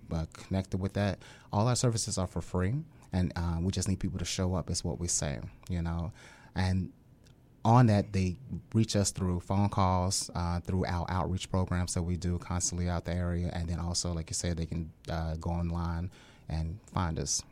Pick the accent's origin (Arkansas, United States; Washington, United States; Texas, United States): Arkansas, United States; Little Rock; moved away as an adult; also born or lived in Hawaii / Mississippi; now in Hampton Roads, United States; I'm a native of Little Rock, Arkansas